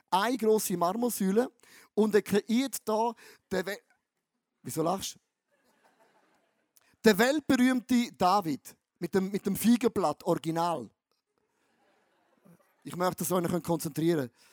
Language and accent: German; Eastern Switzerland, Switzerland; Wenn ich als ein Ostschweizer, geboren am Rhein, das Wort Test höre, denke ich, Scheiße.